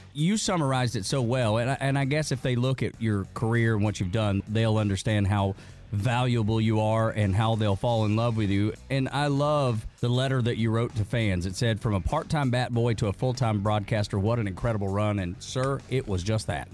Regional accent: Dalton, Georgia, United States; I grew up in Northwest Georgia in Dalton watching the Braves on TBS

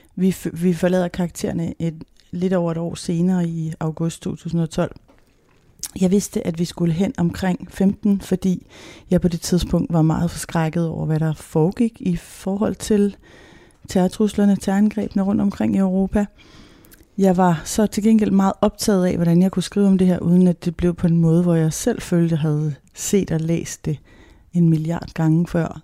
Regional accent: Denmark; vi som danskere

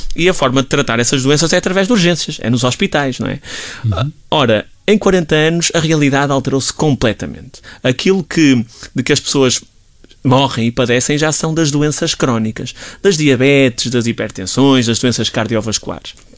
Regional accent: Portugal; enquanto portugueses

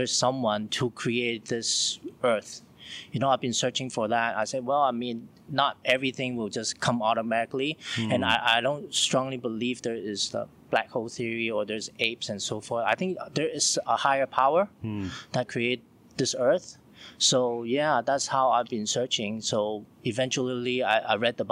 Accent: Hong Kong; now in China; I'm from Hong Kong, and now I'm staying in China

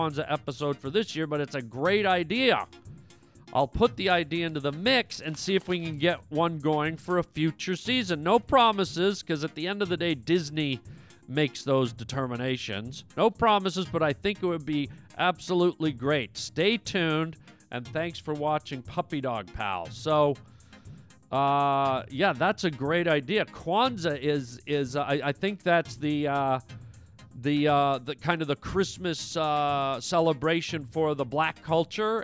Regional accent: Canada; now in United States; Canada, which is my home country

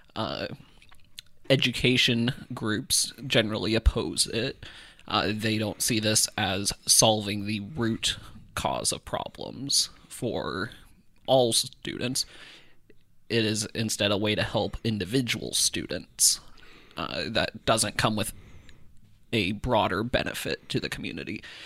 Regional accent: Iowa, United States; growing up in Iowa, there were, I had classmates who lived in Humboldt

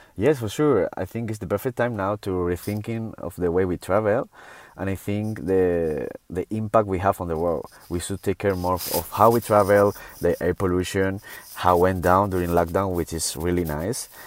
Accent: Canary Islands, Spain; I'm from Canary Island and we have such a paradise here

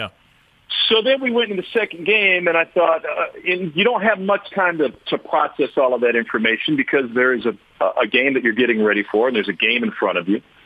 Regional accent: Missouri, United States; growing up in Missouri

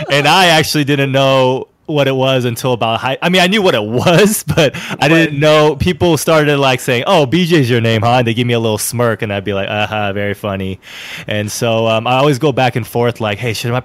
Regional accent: Alameda, California, United States; I live in Alameda, California. It's a city right in the San Francisco Bay Area, right next to Oakland, California. I was born and raised here in Alameda

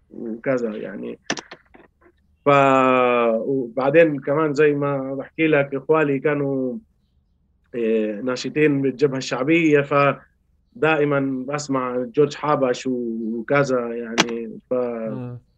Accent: Palestine; يعني انا انتبهت اني فلسطيني وكفلسطيني عندي مشكله

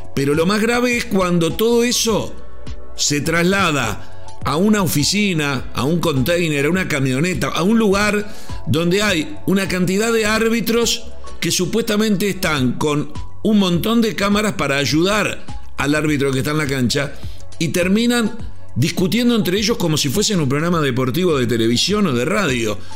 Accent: Uruguay; Yo como uruguayo

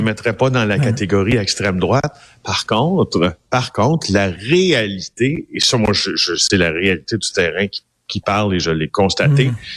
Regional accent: Abitibi-Témiscamingue, Quebec, Canada; moi je viens d'Abitibi des Miscamingues

